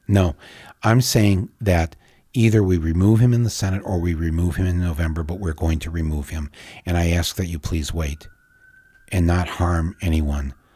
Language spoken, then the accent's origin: English; United States; I, as an American